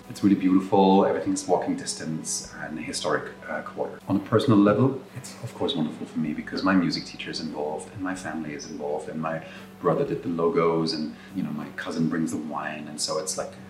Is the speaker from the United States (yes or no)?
no; a small village in the Black Forest, Baden-Württemberg, Germany; we're in the middle of the Black Forest, so can't really go wrong with that. It's in a small village, and a small village happens to be my hometown.